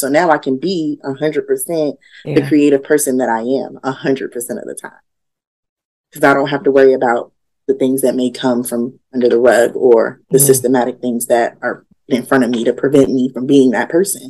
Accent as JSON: {"language": "English", "town": "Yonkers", "region": "New York", "country": "United States", "tie": "born or raised there", "said": "I grew up in Yonkers"}